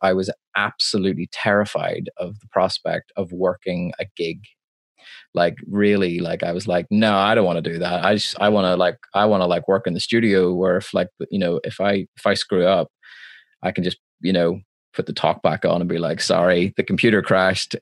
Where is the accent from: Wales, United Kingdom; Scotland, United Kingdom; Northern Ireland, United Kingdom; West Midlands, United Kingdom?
Northern Ireland, United Kingdom; Belfast; I'm from Belfast, Northern Ireland, uh, which is a part of the United Kingdom